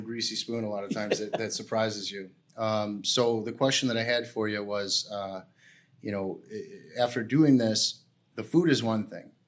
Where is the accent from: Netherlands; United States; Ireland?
United States; Chicago, Illinois; I'm I'm from Chicago